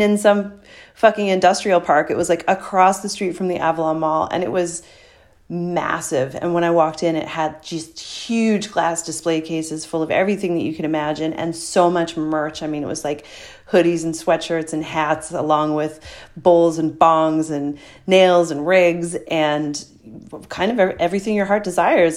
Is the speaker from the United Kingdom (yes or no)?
no; St. John's, Newfoundland and Labrador, Canada; moved away; hanging out in my hometown